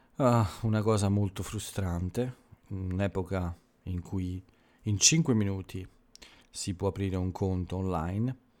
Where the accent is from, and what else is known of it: Italy